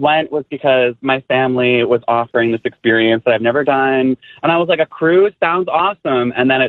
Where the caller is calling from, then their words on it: Washington Township, New Jersey, United States; I am calling from Washington Township, New Jersey.